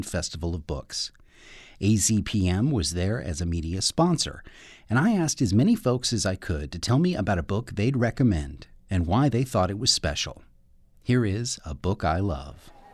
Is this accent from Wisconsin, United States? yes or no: no; Tucson, Arizona, United States; I am from Tucson, Arizona